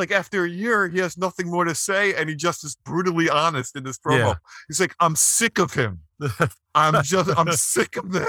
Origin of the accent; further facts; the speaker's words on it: Texas, United States; I'm from Texas and everywhere in between Texas.